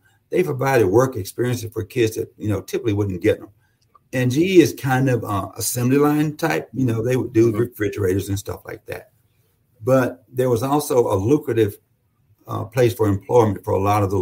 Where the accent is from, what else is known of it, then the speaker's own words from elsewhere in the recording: Winona, Mississippi, United States; moved away as an adult; also born or lived in Alabama; now in Aurora, United States; I was born and reared in Winona, Mississippi